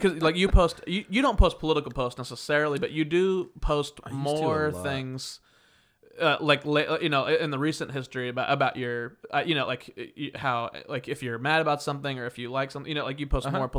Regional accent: Wichita, Kansas, United States; moved away; I've lived in several different cities. And it's just like you'll be watching a movie or a TV show or something. And I'll hear Wichita, my hometown.

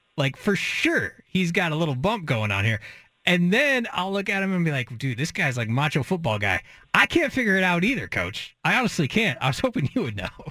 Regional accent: McMinnville, Oregon, United States; I'm from McMinnville

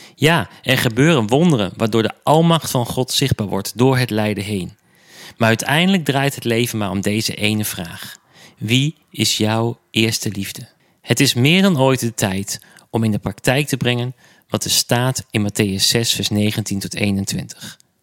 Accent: Enschede, Overijssel, Netherlands; mijn geboortestad Enschede

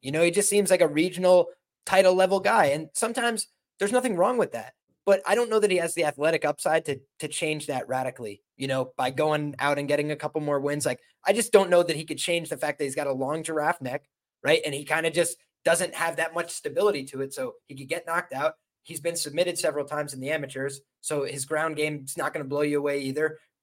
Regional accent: Ireland; I'm Irish

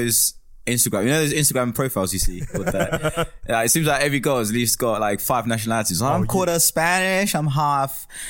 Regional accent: Jersey; moved away as an adult; also born or lived in South Africa / Eastern Cape, South Africa / Durban, South Africa / Kingston, England; now in London, United Kingdom; And then I moved to Jersey at the age of 9 or 10, and then spent most of my teen years in Jersey, a tiny island near England, between England and France.

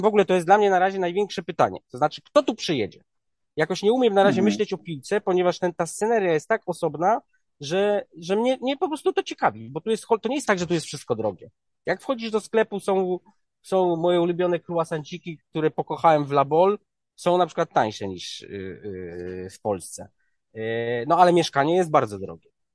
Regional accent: Poland; jestem z Polski

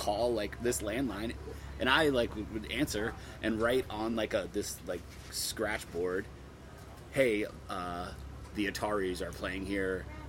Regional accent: Columbia, Maryland, United States; I was born in Columbia, Maryland, which is like right outside of Baltimore.

